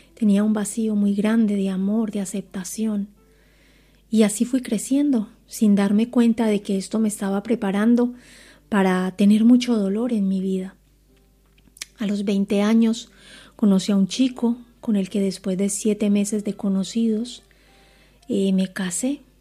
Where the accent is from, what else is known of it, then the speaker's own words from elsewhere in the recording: Colombia; moved away as an adult; now in Spain; tengo 43 años, nací en Colombia